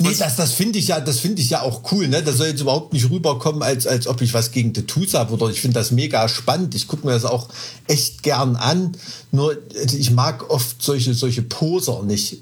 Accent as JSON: {"language": "German", "region": "Thuringia", "country": "Germany", "said": "als Thüringer, der ja so wirklich so an der Grenze zu, wo es langsam bergig wird, wohnt"}